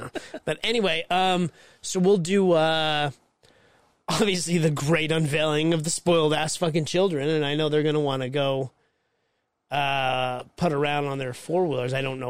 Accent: Mexico; now in United States; It's because I was raised in Mexico and they didn't have snow.

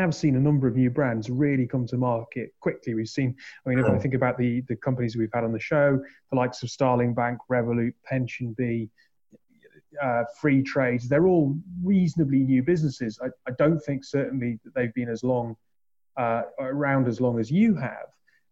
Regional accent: Newcastle upon Tyne, North East England, United Kingdom; now in London, United Kingdom; I am based in London, but I'm from Newcastle.

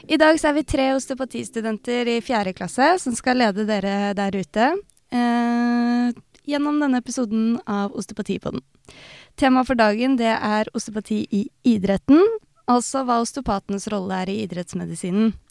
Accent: Tønsberg, Vestfold, Norway; Jeg er også fra Tønsberg.

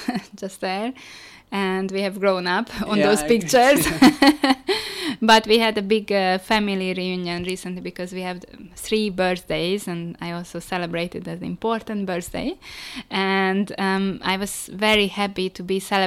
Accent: Budapest, Hungary; English is a second language; moved away as an adult; also born or lived in China; we grew up in Budapest

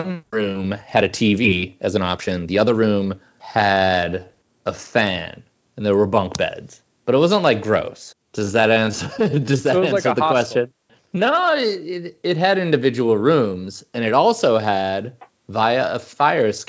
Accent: Arizona, United States; also born or lived in Montana; now in Minneapolis, United States; grew up in Arizona

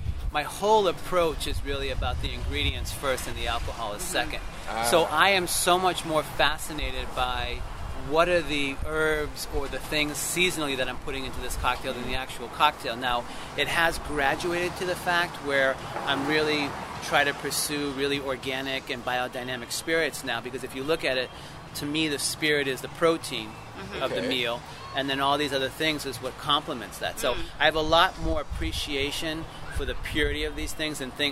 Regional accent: Boston, Massachusetts, United States; I grew up in Boston

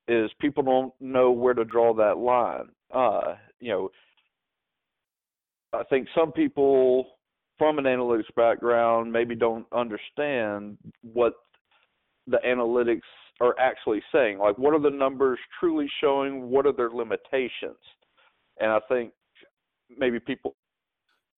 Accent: Memphis, Tennessee, United States; moved away as an adult; I was born and raised in Memphis for the first 30 years of my life.

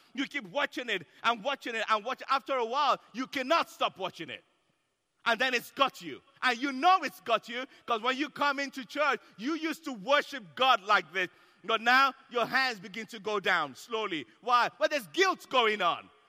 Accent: Nigeria; I'm Nigerian

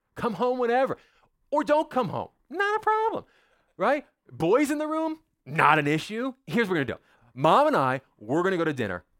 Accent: United States; I was born in America, which means I'm an American

